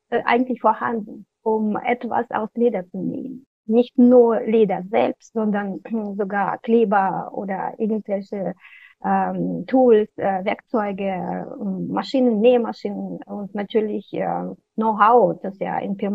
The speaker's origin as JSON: {"language": "German", "country": "Kazakhstan", "tie": "born or raised there", "also_born_or_lived": "Russia", "said": "ich bin zwar in Russland geboren, aber in Kasachstan aufgewachsen."}